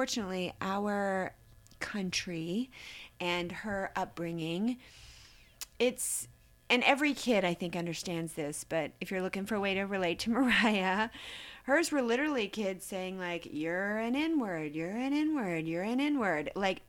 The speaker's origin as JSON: {"language": "English", "region": "the South", "country": "United States", "tie": "born or raised there", "said": "growing up in the South, as a little girl in a small town in the South"}